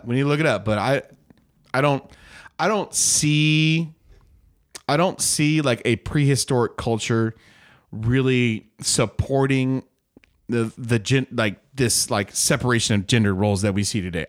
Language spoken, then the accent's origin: English; United States; I'm an American